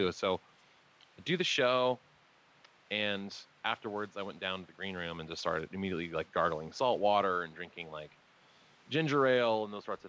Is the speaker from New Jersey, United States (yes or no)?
no; Oregon, United States; also born or lived in Willamette Valley / Medford; I'm from Oregon